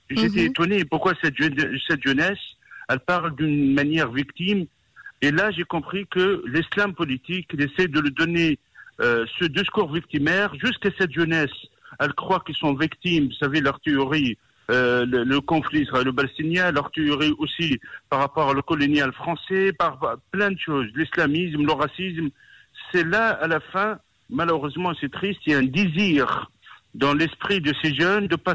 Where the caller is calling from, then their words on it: Paris, Île-de-France, France; Et je, vous appelle de Paris